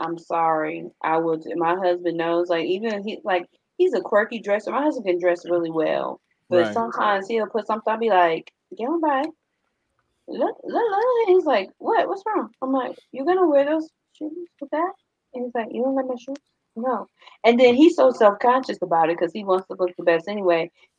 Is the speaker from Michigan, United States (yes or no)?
yes; Michigan, United States; I'm from Michigan.